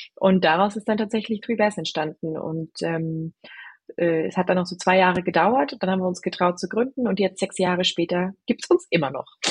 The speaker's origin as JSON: {"language": "German", "country": "Germany", "also_born_or_lived": "London", "said": "bin Deutsche"}